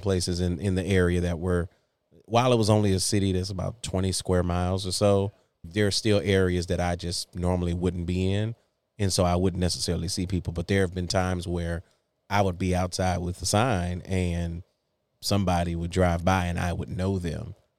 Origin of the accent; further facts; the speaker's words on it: Saginaw, Michigan, United States; moved away as an adult; also born or lived in Salisbury, North Carolina; now in Jacksonville, United States; I'm originally born and raised in Saginaw, Michigan